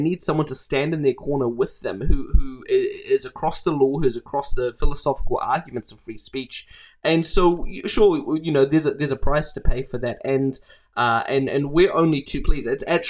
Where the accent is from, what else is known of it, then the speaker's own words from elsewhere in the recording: Mozambique; So I grew up in Mozambique. My parents were humanitarian workers there who moved to Mozambique in the late 90s.